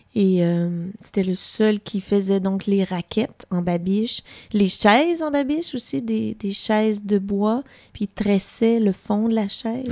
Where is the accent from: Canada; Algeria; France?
Canada; Pierreville, Quebec; also born or lived in Sherbrooke / Odanak; j'ai passé mon enfance à Pierreville